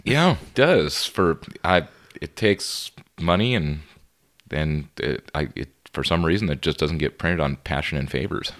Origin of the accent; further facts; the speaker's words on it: Laredo, Texas, United States; moved away as an adult; also born or lived in San Marcos, Texas; I grew up in Laredo, Texas, and moved to San Marcos to finish up my degree